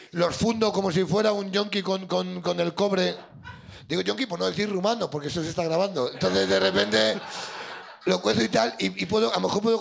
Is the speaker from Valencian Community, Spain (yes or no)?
yes; Castellón de la Plana, Valencian Community, Spain; Castellón. De Castellón.